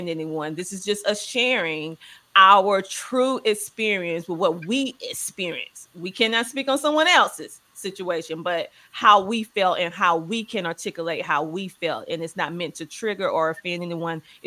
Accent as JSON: {"language": "English", "region": "the South", "country": "United States", "tie": "born or raised there", "said": "growing up in the South, you just going to therapy is not a conversation"}